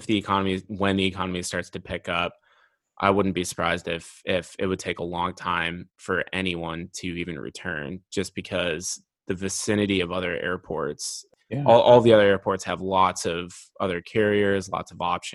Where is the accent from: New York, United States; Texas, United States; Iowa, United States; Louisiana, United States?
Iowa, United States; Dubuque; my hometown of Dubuque, Iowa